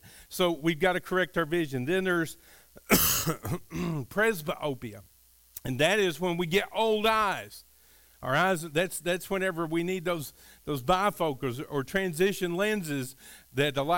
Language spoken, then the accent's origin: English; Kentucky, United States; I grew up in Kentucky, and we were kind of out in the country, very, very rural